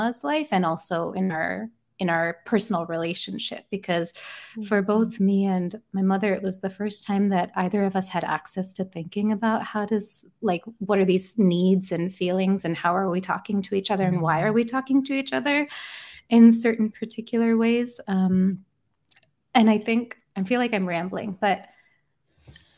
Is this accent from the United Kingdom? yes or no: yes; England, United Kingdom; moved away; I was born in England